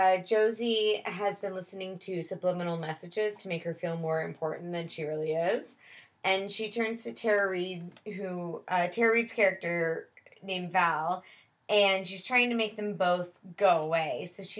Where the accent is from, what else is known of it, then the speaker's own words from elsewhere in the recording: Scotland, United Kingdom; Cumming. Cumming. I'm Scottish.